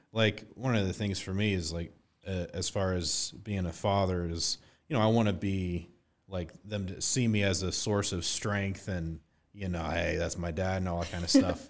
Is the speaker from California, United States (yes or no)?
no; Westerville, Ohio, United States; I grew up in Westerville, and that was the school I went to, K to eight